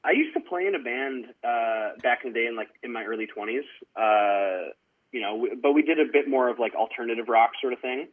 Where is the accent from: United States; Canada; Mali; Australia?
Canada; Surrey, British Columbia; I grew up in Surrey, British Columbia, which is definitely a city